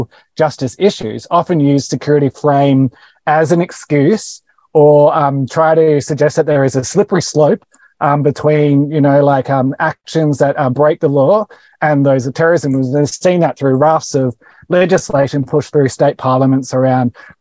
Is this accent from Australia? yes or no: yes; Australia; I am an Australian